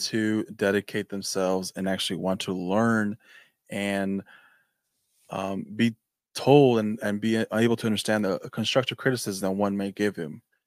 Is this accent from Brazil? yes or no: no; Mexico; now in California, United States; I'm from Mexico